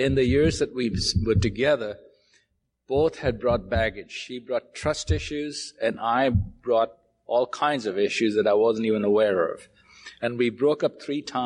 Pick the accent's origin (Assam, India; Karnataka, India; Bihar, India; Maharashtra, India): Maharashtra, India; Mumbai; I was born in Bombay